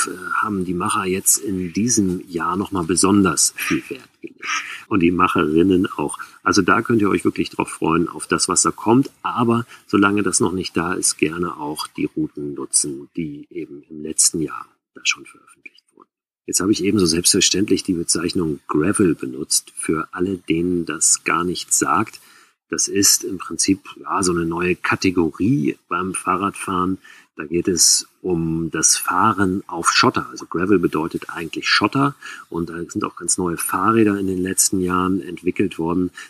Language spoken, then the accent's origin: German; Schleswig-Holstein, Germany; Wir sind in Schleswig-Holstein groß geworden und sind mit den Rädern los, hatten kein Zelt dabei, haben einfach draußen geschlafen.